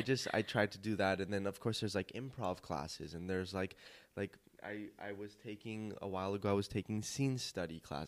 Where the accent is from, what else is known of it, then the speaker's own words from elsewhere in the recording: Glendale, California, United States; also born or lived in North Hollywood; I was born in North Hollywood, raised in Glendale.